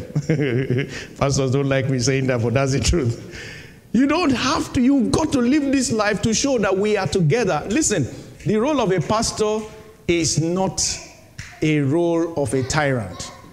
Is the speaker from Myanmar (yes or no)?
no; Nigeria; moved away as an adult; Nigeria, my home country